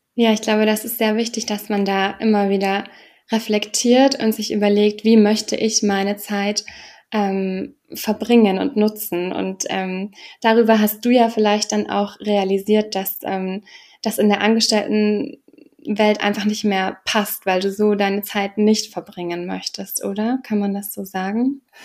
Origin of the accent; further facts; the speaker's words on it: Germany; als Deutsche